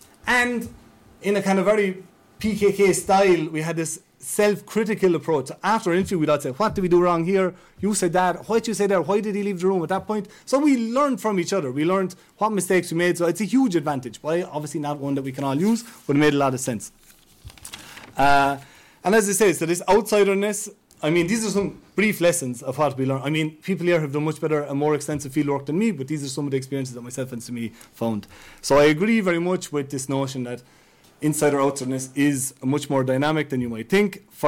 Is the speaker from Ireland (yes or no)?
yes; Ireland; But as an Irish person, I had a huge advantage.